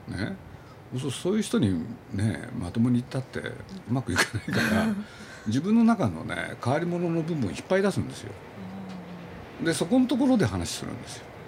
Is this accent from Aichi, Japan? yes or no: yes; Nagoya, Aichi, Japan; 僕は名古屋の出身